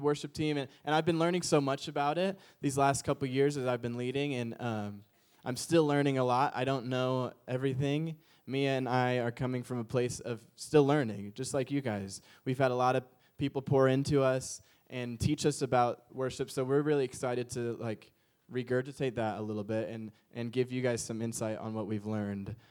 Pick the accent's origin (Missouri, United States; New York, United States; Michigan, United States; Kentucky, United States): Missouri, United States; St. Louis; also born or lived in Chicago, Illinois; now in Orange County, United States; I'm from the Midwest area. Like, I grew up in Saint Louis and lived in Chicago.